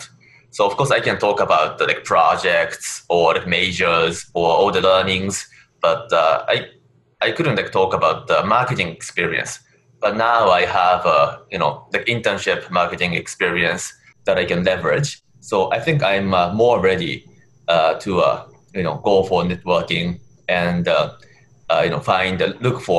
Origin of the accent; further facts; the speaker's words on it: Japan; English is a second language; moved away as an adult; now in United States; I'm from Japan